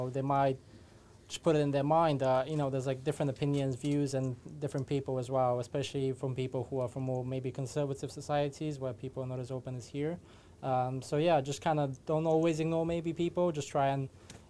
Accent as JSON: {"language": "English", "country": "Bulgaria", "moved": "yes", "said": "when I was back home, I'm from Bulgaria"}